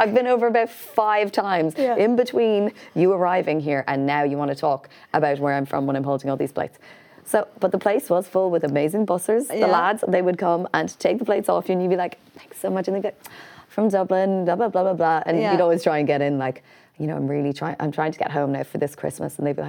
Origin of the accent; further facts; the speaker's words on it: Canada; And I know only because I think I grew up in Canada.